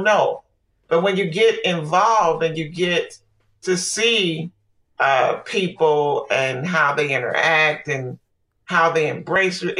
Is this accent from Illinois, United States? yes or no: yes; Chicago, Illinois, United States; I'm from Chicago